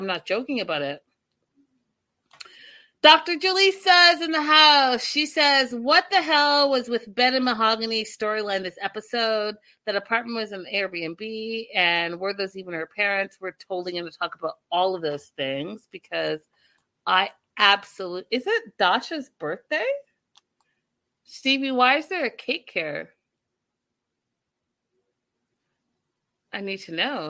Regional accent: Canada; I am African. I'm from Canada. First generation African through and through

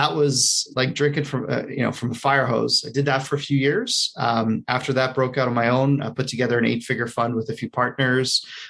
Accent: Canada; moved away as an adult; also born or lived in United States; I'm a Canadian hiding out in the U.S. for a good portion of the year.

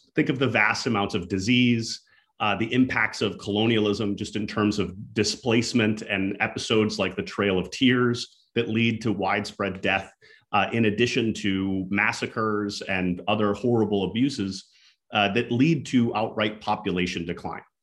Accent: Minnesota, United States; she's also from my hometown in Minnesota. So she grew up next to the same uh, Native community that I happen to grow up next

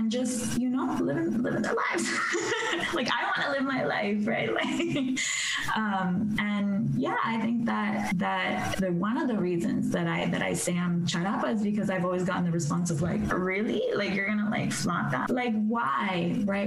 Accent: South Florida, United States; also born or lived in Iquitos, Peru / Dominican Republic; grew up in South Florida, so I was connected to the beaches.

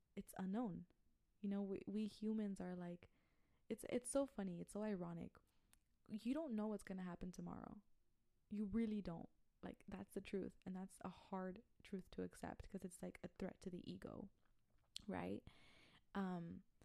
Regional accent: Brownsville, Texas, United States; I'm from Brownsville, Texas

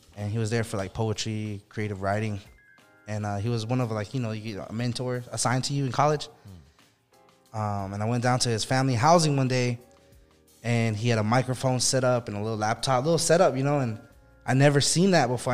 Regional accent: Chinle, Arizona, United States; moved away as an adult; I grew up in Chinle, Arizona, which is hour and a half from any kind of town

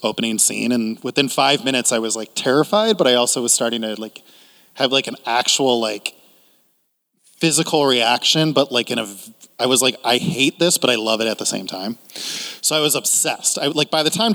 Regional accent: Cleveland, Ohio, United States; born or raised there

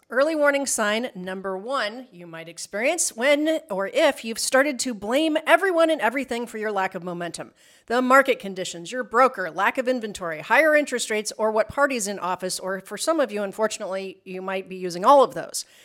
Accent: Midwest, United States; we grew up in the Midwest

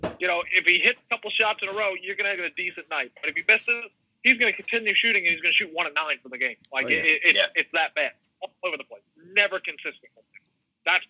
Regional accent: New York, United States; growing up in New York, that was the team that I watched.

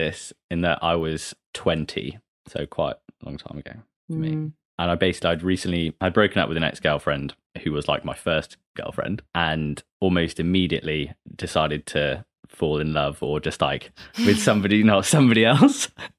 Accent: Derby, East Midlands, United Kingdom; now in London, United Kingdom; I'm from Derby and my mum's from Glasgow and my dad's from Birmingham.

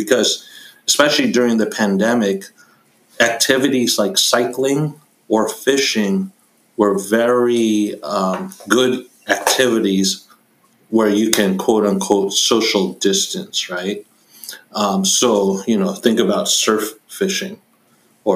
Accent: New York, United States; where I grew up in New York

